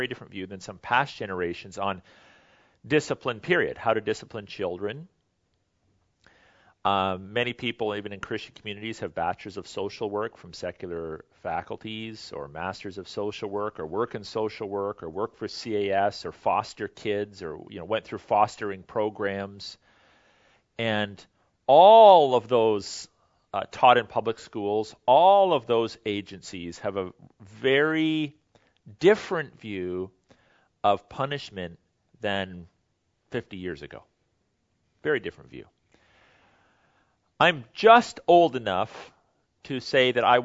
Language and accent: English; Canada